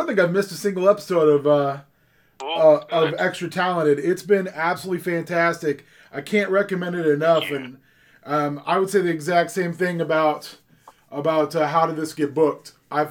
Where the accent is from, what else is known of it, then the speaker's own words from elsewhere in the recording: Southeast Kansas, United States; now in Minnesota, United States; I grew up in Southeast Kansas, right down by that Manson Nixon line.